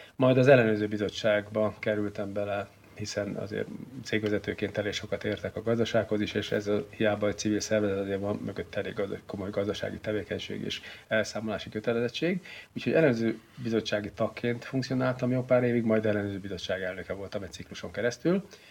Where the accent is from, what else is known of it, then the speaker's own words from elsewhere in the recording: Szeged, Csongrád-Csanád, Hungary; now in Székesfehérvár, Hungary; én nem vagyok tőzsikeres Fehérvár, én az Alföldről, Szegedről származom, ide csak a videótomban való munkásságom okán kerültem